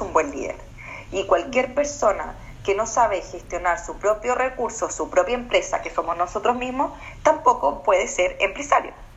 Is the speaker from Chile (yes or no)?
yes; Chile; also born or lived in Australia